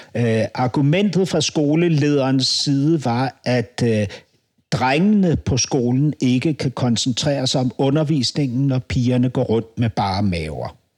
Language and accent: Danish; Denmark; hvad synes du som dansker